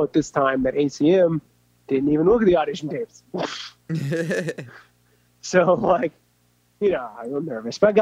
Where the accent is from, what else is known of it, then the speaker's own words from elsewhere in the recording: Enid, Oklahoma, United States; I'm from Oklahoma. You know, I was born in Enid.